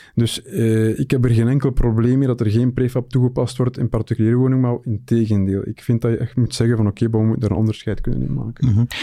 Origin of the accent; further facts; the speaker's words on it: Belgium; bij ons in de Belgische eh, markt